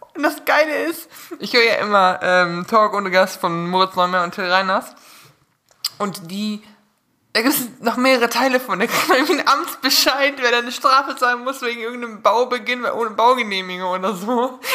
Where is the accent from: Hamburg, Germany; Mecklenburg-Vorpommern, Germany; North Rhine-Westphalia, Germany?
North Rhine-Westphalia, Germany; Münsterland; ich als Münsterländer, bei uns ist ja nun wirklich gar nichts an Hügeln